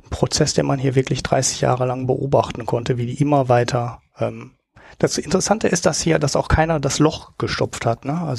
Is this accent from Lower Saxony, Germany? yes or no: no; Oberhausen, North Rhine-Westphalia, Germany; Aus Oberhausen, aus dem Ruhrpott.